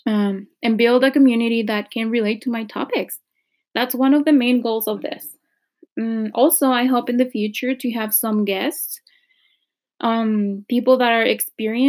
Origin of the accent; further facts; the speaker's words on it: Mexico; moved away as an adult; now in Canada; I am originally from Mexico.